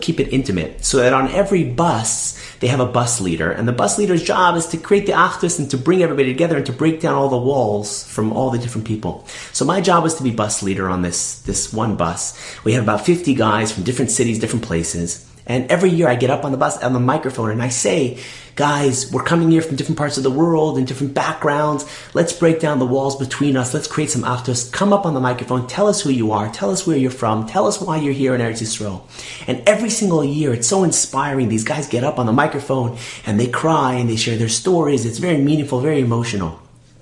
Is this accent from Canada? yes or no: yes; Toronto, Ontario, Canada; I'm from Toronto.